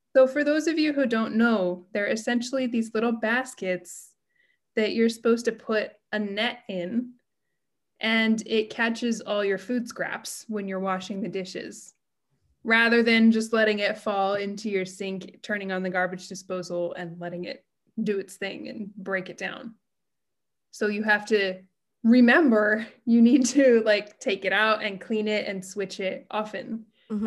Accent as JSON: {"language": "English", "country": "United States", "moved": "as an adult", "lives_now": "Japan", "said": "I'm American and I'm living in Japan"}